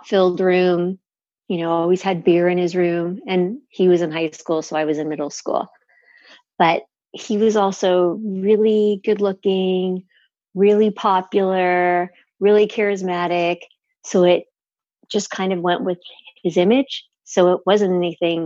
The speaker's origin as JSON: {"language": "English", "town": "Los Angeles", "region": "California", "country": "United States", "tie": "born or raised there", "said": "I grew up in the San Fernando Valley in the 60s"}